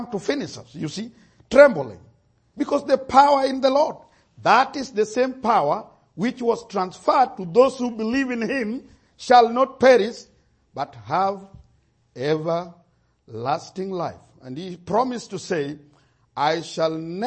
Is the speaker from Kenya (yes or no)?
yes; Kenya; my situation as a Kenyan